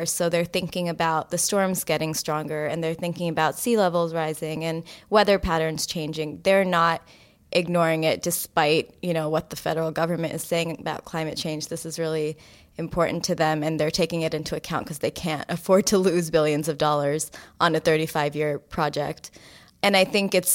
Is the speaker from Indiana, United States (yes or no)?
no; Florida, United States; moved away; my home state of Florida